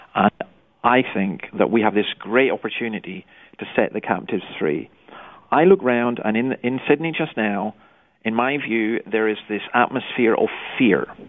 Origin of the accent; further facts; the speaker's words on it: Scotland, United Kingdom; I grew up in Scotland